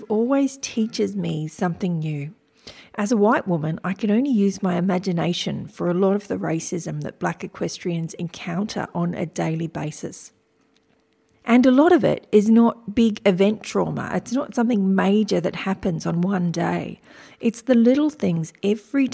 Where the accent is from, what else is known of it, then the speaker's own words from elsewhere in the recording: Wiradjuri country, New South Wales, Australia; I was born on Wiradjuri country